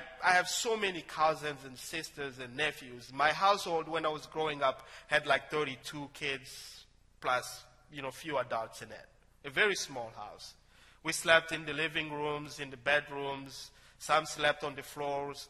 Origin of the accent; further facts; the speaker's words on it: DR Congo; moved away as an adult; now in United States; In my hometown, one of the businesses there is digging for gold. As surprising as it sounds, Congo has so many mineral resources